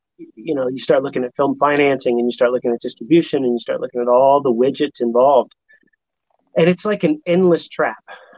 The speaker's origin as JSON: {"language": "English", "town": "Los Angeles", "region": "California", "country": "United States", "tie": "born or raised there", "said": "I grew up in Hollywood, making movies."}